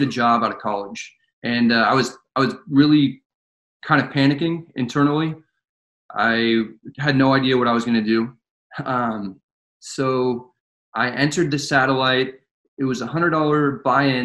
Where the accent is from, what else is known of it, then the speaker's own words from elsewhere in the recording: Northern California, United States; I'm from Northern California, about an hour north of San Francisco